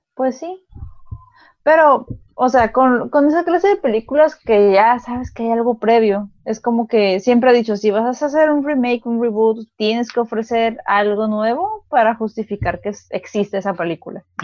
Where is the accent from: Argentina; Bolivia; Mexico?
Mexico; sí somos mexicanos